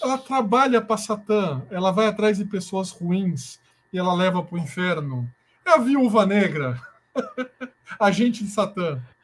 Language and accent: Portuguese; Brazil; a gente, como é brasileiro